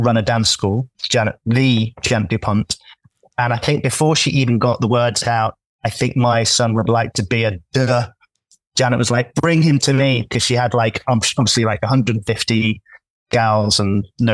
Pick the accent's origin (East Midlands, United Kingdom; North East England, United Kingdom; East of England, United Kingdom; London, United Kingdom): East Midlands, United Kingdom; Leicester; moved away as an adult; now in New York City, United States; I'm also from Leicester. I'm from the north side of Leicester